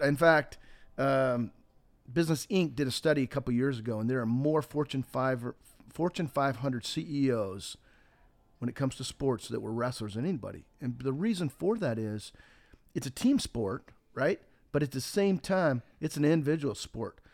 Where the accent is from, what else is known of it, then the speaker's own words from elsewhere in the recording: Montana, United States; the wheat that I grew up with in Montana